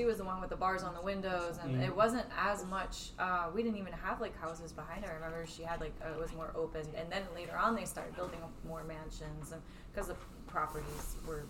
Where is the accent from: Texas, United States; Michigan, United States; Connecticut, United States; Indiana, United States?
Michigan, United States; Detroit; I'm from Detroit, so that's like a real big thing.